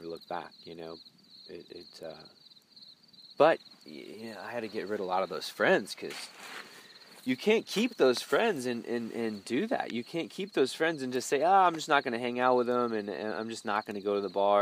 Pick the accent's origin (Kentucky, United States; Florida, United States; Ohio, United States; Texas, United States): Texas, United States; Plano; also born or lived in Durban, South Africa; a white boy in Dallas living in Plano where I grew up